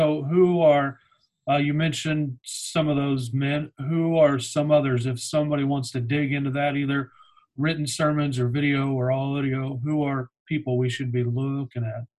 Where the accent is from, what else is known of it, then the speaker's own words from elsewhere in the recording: Oklahoma City, Oklahoma, United States; moved away; I'm from Oklahoma City originally.